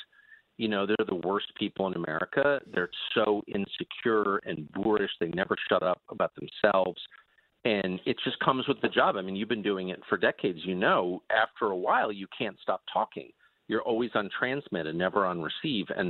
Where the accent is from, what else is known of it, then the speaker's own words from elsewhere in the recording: La Jolla, California, United States; moved away; also born or lived in Georgetown, Washington, D.C.; I grew up in La Jolla, California, and Georgetown